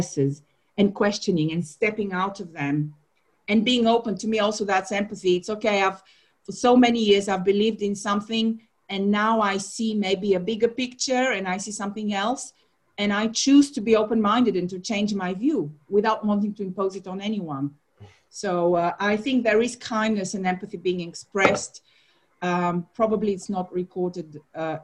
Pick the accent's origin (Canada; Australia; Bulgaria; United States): Bulgaria; also born or lived in Ghana; now in London, United Kingdom; I'm from Bulgaria